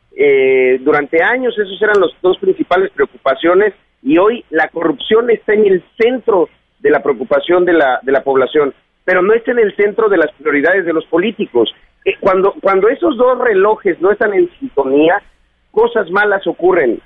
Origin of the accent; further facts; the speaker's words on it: Chiapas, Mexico; aquí en mi tierra